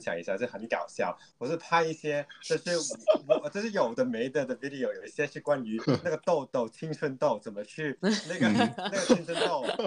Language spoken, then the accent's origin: Chinese; Hong Kong; Chinese is a second language; 大家可能听得到我的普通话就是香港人